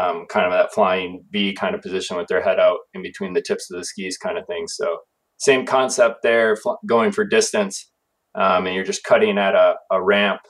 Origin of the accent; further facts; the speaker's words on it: Wisconsin, United States; moved away; I grew up in Wisconsin